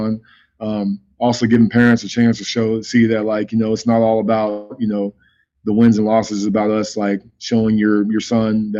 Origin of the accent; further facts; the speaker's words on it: Dallas, Texas, United States; also born or lived in Branson, Missouri; I'm from Dallas